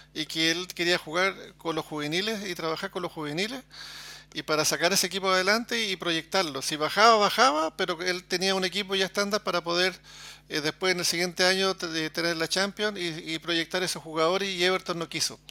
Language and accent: Spanish; Chile; yo soy chileno